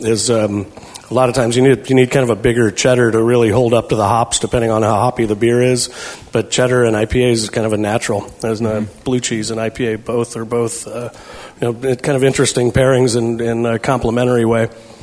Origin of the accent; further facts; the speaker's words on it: St. Louis, Missouri, United States; moved away as an adult; now in California, United States; I grew up in St. Louis, kind of got nursed on Bush.